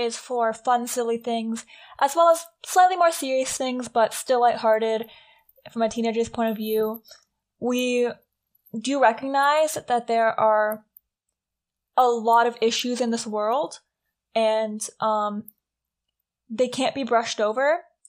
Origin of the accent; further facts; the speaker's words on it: Canada; We are Canadian